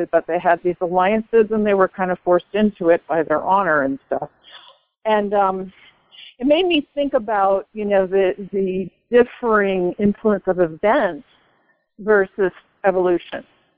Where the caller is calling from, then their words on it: Boulder, Colorado, United States; Hi, it's your friend from Boulder.